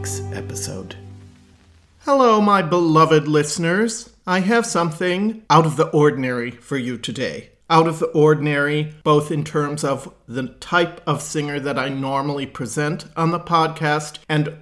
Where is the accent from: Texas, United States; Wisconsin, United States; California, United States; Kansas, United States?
Wisconsin, United States; in Kenosha, in my home state of Wisconsin